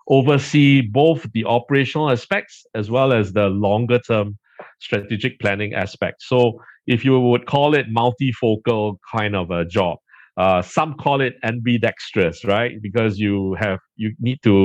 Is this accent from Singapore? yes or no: yes; Singapore; We are just across from Johor, the southernmost tip of Malaysia. So Singapore is an island as well as a city-state with state functions, and so we are very densely populated